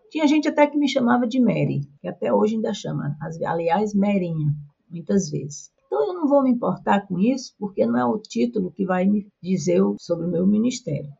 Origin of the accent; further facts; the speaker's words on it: Northeast Region, Brazil; accent: nordestino; moved away; also born or lived in South Brazil; eu nunca deixei meu jeito de falar, nosso jeito de falar nordestino, nosso nordestinês